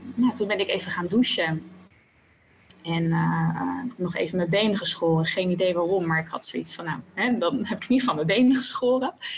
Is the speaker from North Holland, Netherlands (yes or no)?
no; The Hague, South Holland, Netherlands; now in Zoetermeer, Netherlands; ik ben eh, geboren in Den Haag en daar heb ik eigenlijk mijn hele leven gewoond